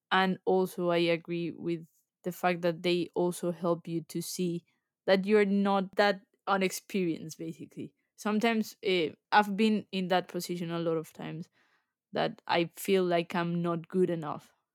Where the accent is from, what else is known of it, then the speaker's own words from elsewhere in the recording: Colombia; moved away as an adult; now in England, United Kingdom; I'm originally from Colombia, so I moved to the U K almost five years ago